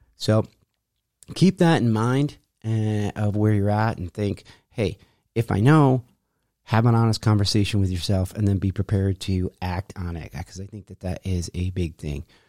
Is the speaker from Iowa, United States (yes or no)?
no; Rochester, New York, United States; moved away; when I left my hometown, Rochester, New York